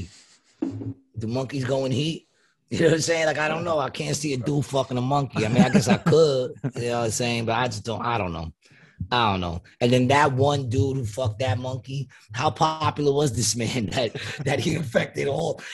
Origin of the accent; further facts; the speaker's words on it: New York City, New York, United States; also born or lived in Ravenswood, Queens; I grew up in Queensbridge. Queensbridge. I was born in Queensbridge. I was there till I was like six and almost seven, and then I moved to Ravenswood.